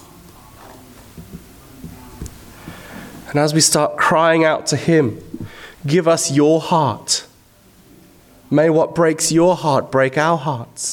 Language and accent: English; Zimbabwe; When I was a teenager growing up in Zimbabwe